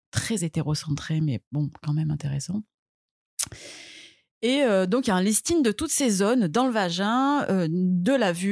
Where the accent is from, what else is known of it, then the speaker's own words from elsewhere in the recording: Marseille, Provence-Alpes-Côte d'Azur, France; je suis née à Marseille, j'ai 37 ans